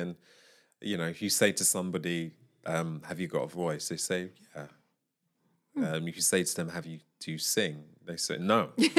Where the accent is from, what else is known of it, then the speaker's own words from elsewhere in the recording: Syria; they know that I'm from Syria.